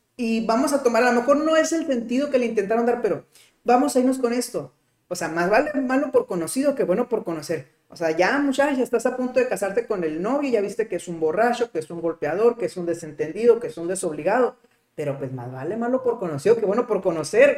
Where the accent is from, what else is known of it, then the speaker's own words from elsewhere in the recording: Mexico; como mexicano